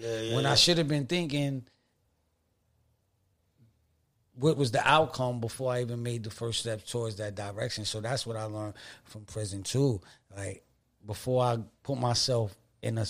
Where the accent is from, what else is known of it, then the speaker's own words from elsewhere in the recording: Stapleton Projects, New York, United States; I'm from Stables and Projects